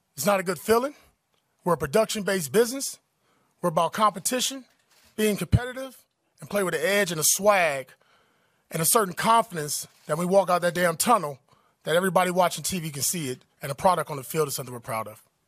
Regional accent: Compton, California, United States; I grew up in Compton, California.

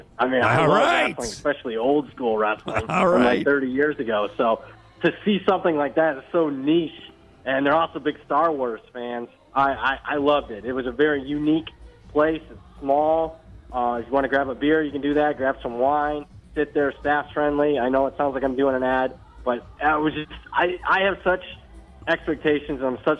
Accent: Ohio, United States; moved away; From my area, you know, Ohio's okay for pizza.

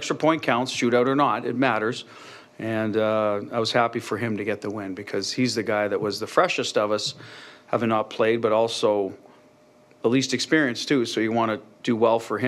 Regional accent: Canada; now in United States; I'm a Canadian, so I didn't grow up around guns. So when I moved to the U.S., a lot of this was new to me

